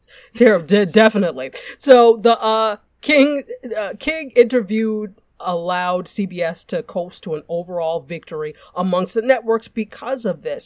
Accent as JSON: {"language": "English", "country": "Nigeria", "said": "I'm Nigerian"}